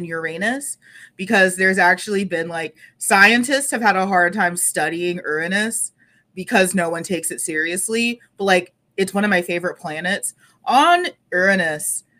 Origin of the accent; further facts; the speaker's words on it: North Texas, United States; I'm from North Texas